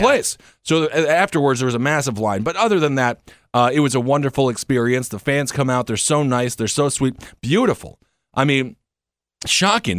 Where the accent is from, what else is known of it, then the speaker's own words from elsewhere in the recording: Wisconsin, United States; now in New York, United States; I'm from Wisconsin.